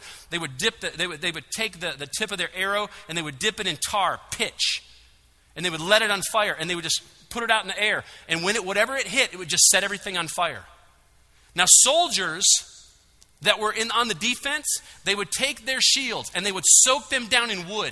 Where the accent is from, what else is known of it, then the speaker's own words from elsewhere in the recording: Michigan, United States; now in Georgia, United States; I'm from Michigan